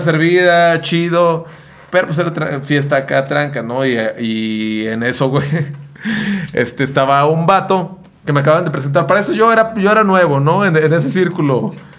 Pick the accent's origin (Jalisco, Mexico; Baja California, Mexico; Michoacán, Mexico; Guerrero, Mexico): Jalisco, Mexico; Sayula; also born or lived in Ciudad Guzmán; yo viví todo, toda mi vida en Sayula, pero nací en Ciudad Guzmán